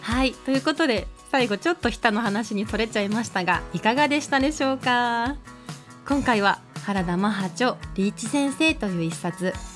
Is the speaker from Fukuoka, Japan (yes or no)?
yes; Iizuka, Fukuoka, Japan; now in Fukuoka, Japan; 私の故郷飯塚